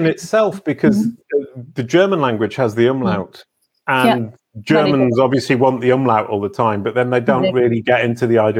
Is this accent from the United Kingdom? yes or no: yes; England, United Kingdom; moved away as an adult; now in France; I'm English by birth, brought up in the UK, never really thought about other languages beyond the fact that I had to do French at school.